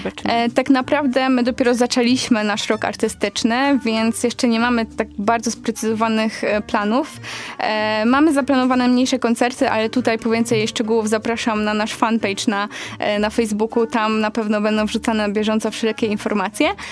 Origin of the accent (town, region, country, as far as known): Poland